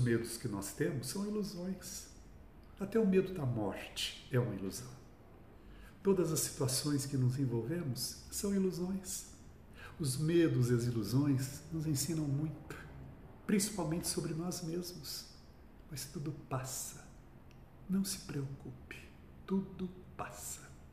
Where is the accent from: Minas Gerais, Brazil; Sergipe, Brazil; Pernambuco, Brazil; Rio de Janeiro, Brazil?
Minas Gerais, Brazil; Cambuquira; now in São Paulo, Brazil; eu, nasci em Cambuquira